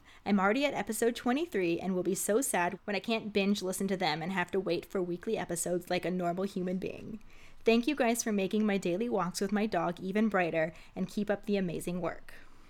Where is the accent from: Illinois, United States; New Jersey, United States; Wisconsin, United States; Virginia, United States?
Virginia, United States; Since I grew up in the Bible Belt, Virginia, my mom wouldn't let me watch the movies or read the books